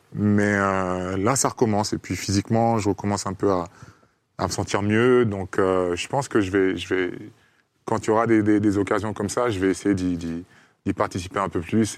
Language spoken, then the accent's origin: French; Côte d’Ivoire; moved away; on est ivoirien